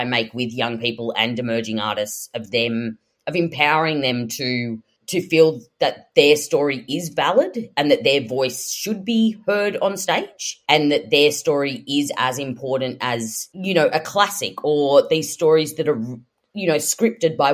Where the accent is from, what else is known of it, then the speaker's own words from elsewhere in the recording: Sydney, New South Wales, Australia; I grew up in Western Sydney